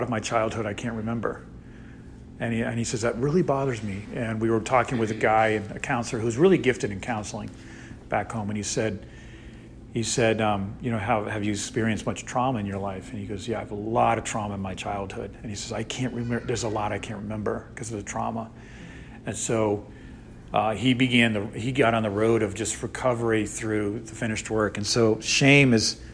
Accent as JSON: {"language": "English", "region": "Northeast", "country": "United States", "moved": "yes", "lives_now": "Texas, United States", "said": "I'm from the Northeast"}